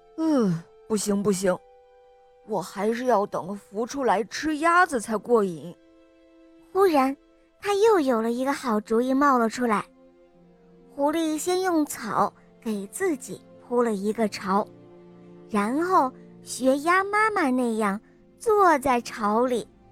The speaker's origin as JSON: {"language": "Chinese", "region": "Henan", "country": "China", "said": "今年五岁了，我来自河南"}